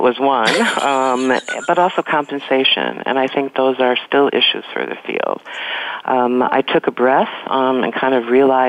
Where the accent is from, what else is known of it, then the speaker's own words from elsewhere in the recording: Chicago, Illinois, United States; moved away as an adult; also born or lived in New York; I'm from Chicago and I started out studying sociology.